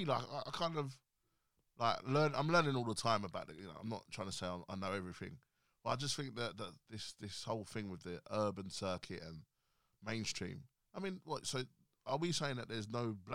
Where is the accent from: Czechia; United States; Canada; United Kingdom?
United Kingdom; I grew up in Emmerton, and it's, like, multicultural.